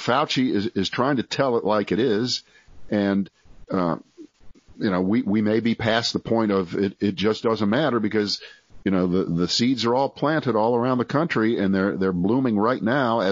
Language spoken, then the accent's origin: English; Ohio, United States; moved away; also born or lived in Cleveland, Ohio; I was born in Ohio, went to school there most of the time, went to universities there, and lived in Cleveland for several years